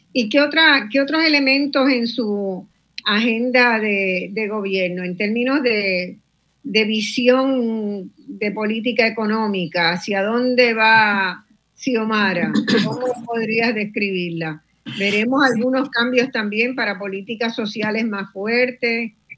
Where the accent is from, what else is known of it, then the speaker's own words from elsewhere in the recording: Puerto Rico; desde Puerto Rico